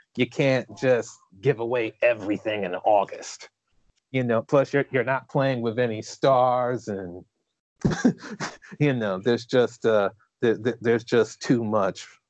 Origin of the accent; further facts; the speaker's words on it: New Haven, Connecticut, United States; I was born and raised in New Haven, Connecticut